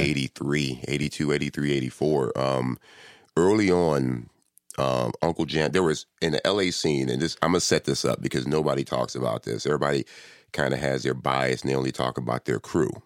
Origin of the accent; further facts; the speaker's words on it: Compton, California, United States; also born or lived in Inglewood; I was born and raised in Compton